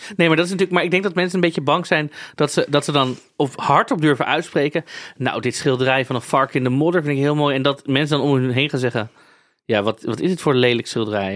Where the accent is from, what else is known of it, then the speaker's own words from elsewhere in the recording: Netherlands; Ik ben toch een Nederlander